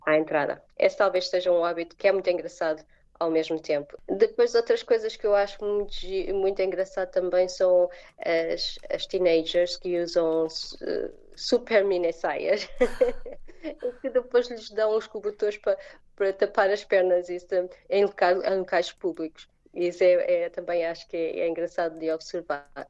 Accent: Portugal; moved away as an adult; also born or lived in England / Germany / Ireland; now in South Korea; Porque foi a primeira saída de, do nosso país, da família

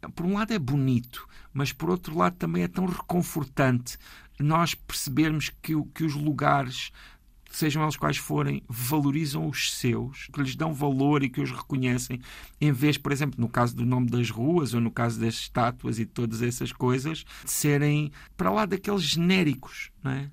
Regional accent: Alentejo, Portugal; now in Paço de Arcos, Portugal; no Alentejo, a minha terra

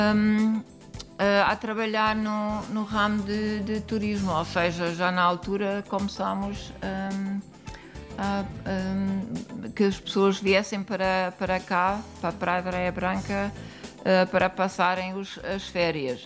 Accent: Germany; Portuguese is a second language; moved away as an adult; now in Lourinhã, Portugal; nós vivemos na Alemanha, somos alemães

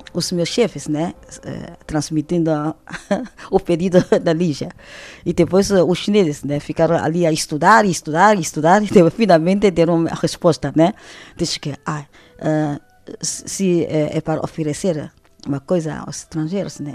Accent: Shanghai, China; Portuguese is a second language; moved away as an adult; now in Portugal; Eu sou de Xangai. Xangai é a maior cidade da China

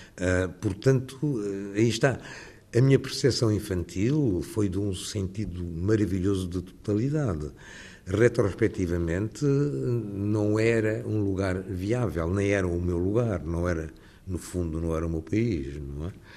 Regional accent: Lisbon, Portugal; moved away as an adult; now in London, United Kingdom; a minha adolescência em Lisboa. Eu sinto mais lisboeta do que qualquer outra coisa

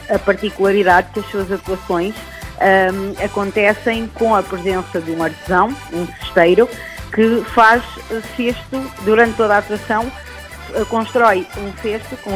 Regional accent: Sismaria, Portugal; A minha aldeia fica, Maria, portanto, fica a poente da nossa freguesia e é uma aldeia uh, rural, tipicamente rural, e que uh, tem cerca de 500 habitantes.

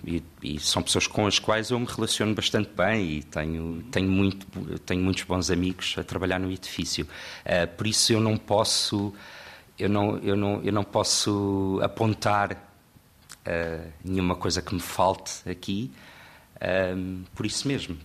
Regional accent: Lisbon, Portugal; eu sou de Lisboa

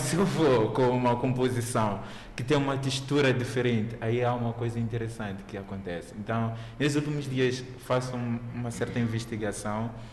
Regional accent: Mozambique; como moçambicano

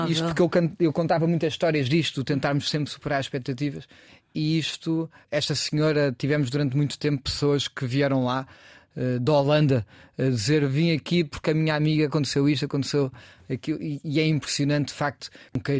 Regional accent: Cascais, Lisbon, Portugal; also born or lived in Chiado, Lisbon; now in Lisbon, Portugal; Eu vivo aqui no Chiado, mas nasci em Cascais

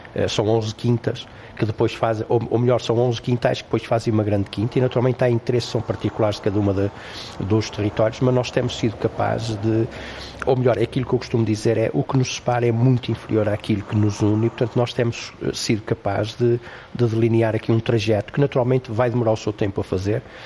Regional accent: Cinfães, Norte, Portugal; a capela da minha terra natal

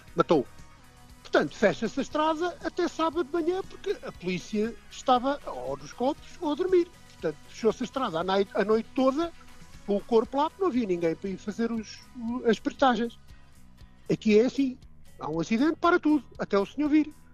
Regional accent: Portugal; moved away as an adult; now in Dublin, Ireland; não sou irlandês, sou português, não é? E muito, muito bem nascido e criado em Portugal

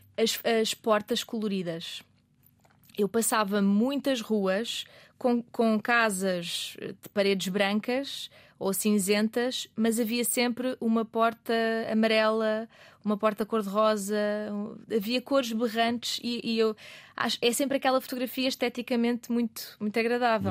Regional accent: Azores, Portugal; moved away as an adult; also born or lived in Algarve; os Açores, onde eu cresci

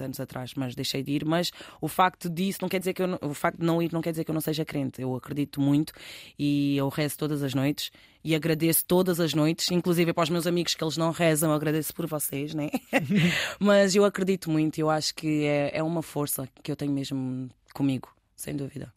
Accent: Cacém, Lisbon, Portugal; also born or lived in Newcastle / Manchester; now in Rio de Mouro, Portugal; eu sou do Cacém porque eu vivo, eu respiro, eu, é tudo, eu adoro a minha zona. Fui criada lá com muito orgulho

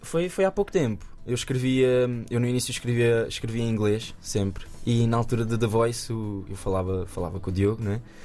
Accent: Nazaré, Centro, Portugal; lá na minha terra, na Nazaré

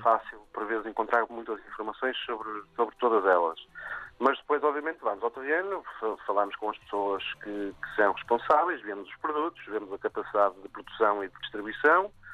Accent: Vila Nova de Famalicão, Norte, Portugal; Eu comecei com uma padaria em Famalicão, de onde sou e onde nasce o projeto

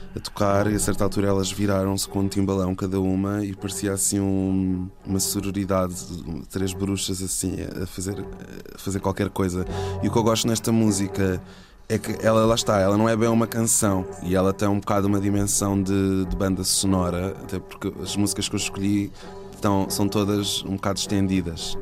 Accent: Setúbal, Portugal; now in Lisbon, Portugal; eu sou de Setúbal e tinha vindo morar para cá

